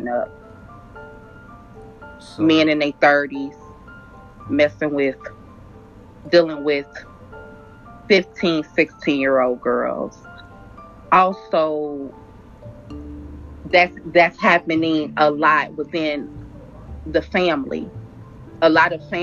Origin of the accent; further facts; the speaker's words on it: Cincinnati, Ohio, United States; I'm from Cincinnati, Ohio